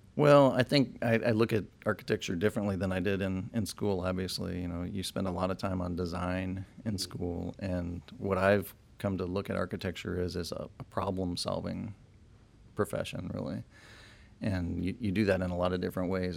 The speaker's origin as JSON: {"language": "English", "town": "Chicago", "region": "Illinois", "country": "United States", "also_born_or_lived": "Champaign, Illinois", "moved": "as an adult", "lives_now": "Austin, United States", "said": "I'm from Chicago originally"}